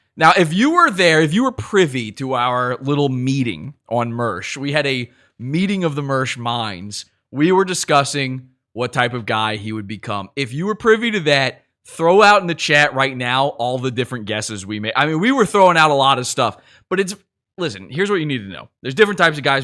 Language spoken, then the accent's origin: English; Virginia, United States; I'm from Virginia